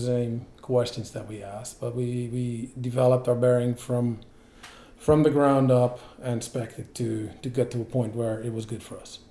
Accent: Netherlands; moved away as an adult; also born or lived in Belgium / United States; I grew up in the Netherlands okay. and I moved to Belgium for work in 2004

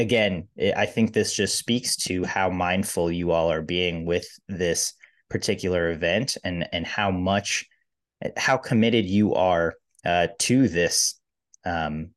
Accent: Columbia, Missouri, United States; I'm from Columbia, Missouri. There's not a lot of celebrities that come out there

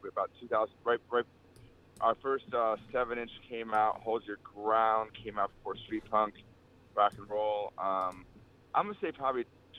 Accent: Cleveland, Ohio, United States; moved away as an adult; now in North Carolina, United States; I was born and raised in Cleveland, actually. So I was born and raised in Cleveland.

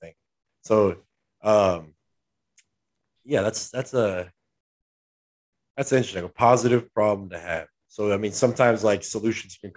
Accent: Southern California, United States; we're from SoCal

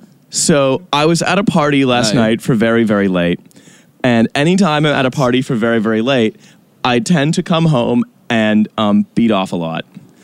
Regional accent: Canada

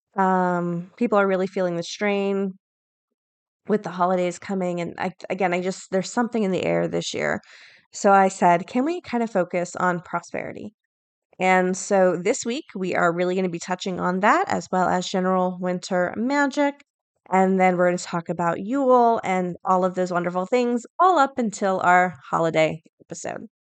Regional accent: the South, United States; I grew up in the South

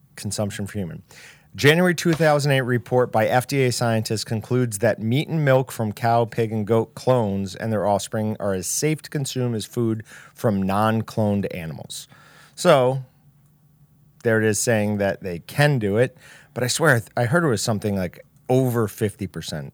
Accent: Kansas, United States; I'm from Kansas

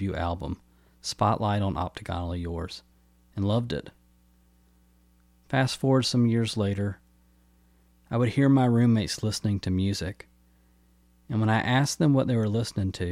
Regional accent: Newnan, Georgia, United States; also born or lived in Atlanta, Georgia; my hometown of Noonan, Georgia

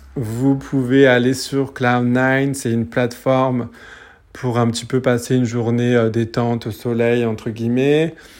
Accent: French Polynesia; je suis de Tahiti

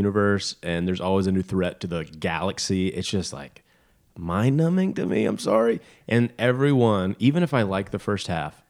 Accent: Stone Mountain, Georgia, United States; I'm from Stone Mountain, so … for a long time.

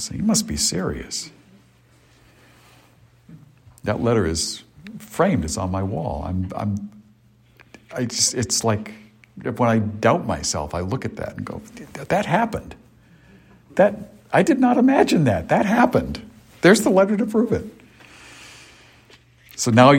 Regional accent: Cape Cod, Massachusetts, United States; growing up on Cape Cod.

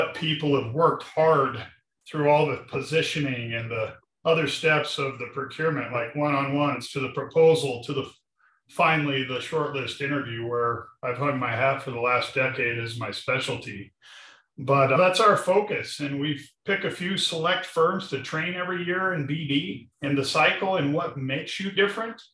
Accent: Arvada, Colorado, United States; I grew up in Arvada, Colorado, on job sites

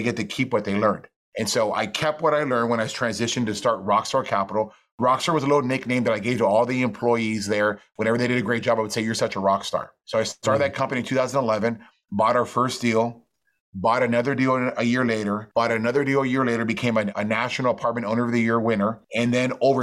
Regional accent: McAllen, Texas, United States; I'm from McAllen, Texas, which is a little border town down the valley

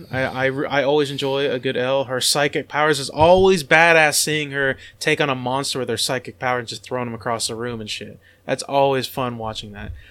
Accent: United Kingdom; I'm British

